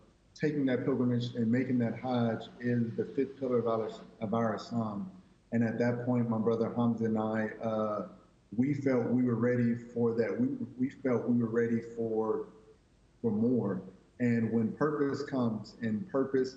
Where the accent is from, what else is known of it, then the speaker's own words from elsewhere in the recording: Southern California, United States; now in Dallas, United States; I grew up in Southern California